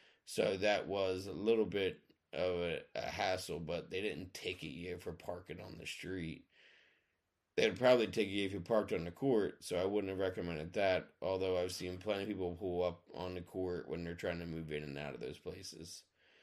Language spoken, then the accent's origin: English; Mount Ephraim, New Jersey, United States; also born or lived in Audubon Park, United States; And growing up in Audubon Park and Mount Ephraim are both extremely important to me.